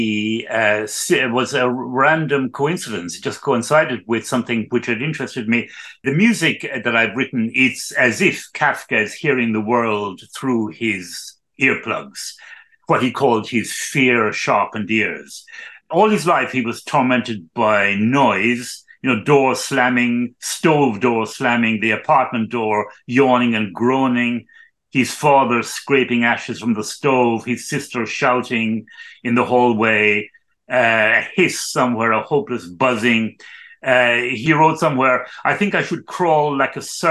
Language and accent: English; Ireland; also born or lived in Cologne; I was born in Ireland in 1952